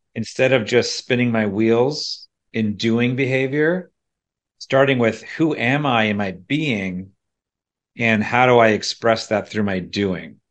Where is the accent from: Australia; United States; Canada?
United States; central PA, Pennsylvania; moved away as an adult; also born or lived in State College, Pennsylvania; now in Charlottesville, United States; it wasn't only leaving my hometown